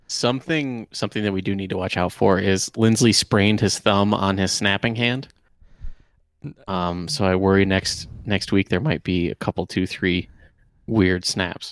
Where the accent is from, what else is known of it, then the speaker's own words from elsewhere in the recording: Michigan, United States; I grew up in Michigan